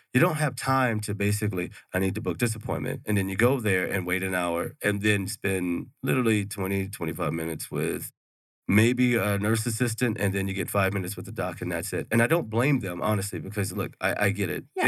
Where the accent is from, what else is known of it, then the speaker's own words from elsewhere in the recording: Houston, Texas, United States; moved away as an adult; now in Mesa, United States; I'm originally from Texas. I'm from Houston.